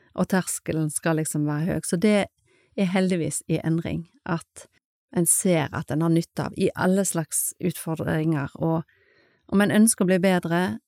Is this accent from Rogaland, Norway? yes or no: no; Skånevik, Vestland, Norway; født og oppvokst i Skånevik